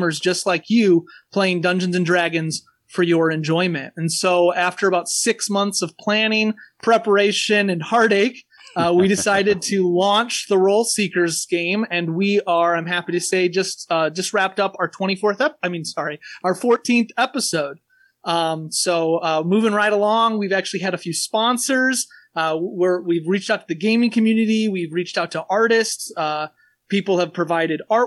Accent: Porter, Indiana, United States; also born or lived in Valparaiso, Indiana / Minneapolis, Minnesota; I'm a Porter native. I was born in Valpo and lived in Porter almost my entire life.

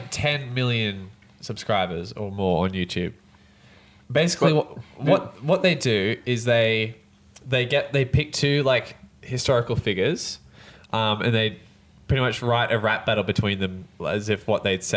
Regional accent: Australia; I'm from Australia

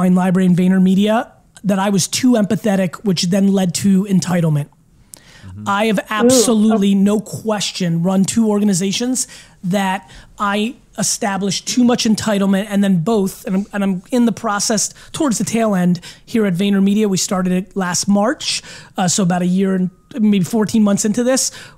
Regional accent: Belarus; also born or lived in America; now in United States; I was born in Europe, in Eastern Europe, in Belarus

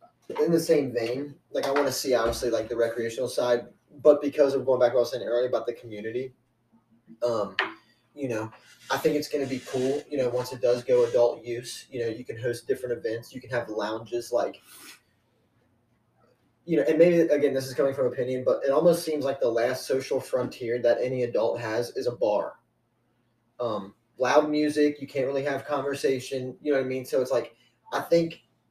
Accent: Kentucky, United States; accent: Southern; moved away; also born or lived in Ohio; I grew up in Kentucky

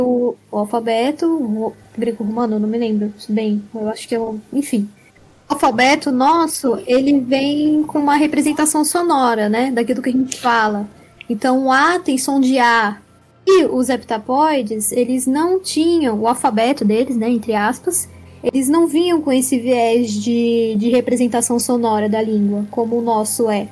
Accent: Brazil; eu sou brasileira

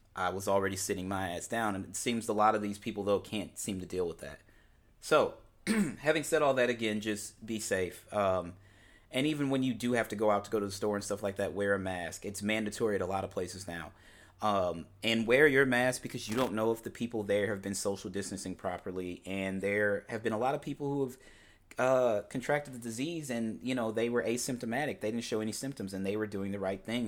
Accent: University City, Missouri, United States; I am born and raised in Saint Louis, Missouri, more specifically University City, Missouri, which is a small suburb of Saint Louis.

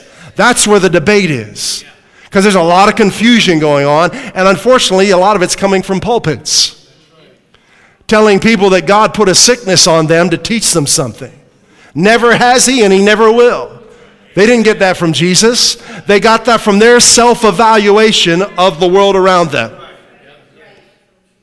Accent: New England, United States; accent: New England; That's my New England accent

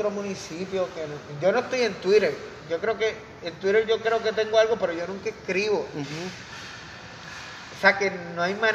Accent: Vega Baja, Puerto Rico; also born or lived in Carolina; Carolina, pero soy natural de Vega Baja.

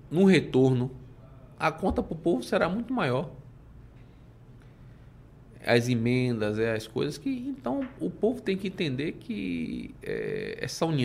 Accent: Salvador, Bahia, Brazil; Eu aqui nasci, cresci, vivo em Salvador, quero morrer aqui e é, Salvador para mim é tudo.

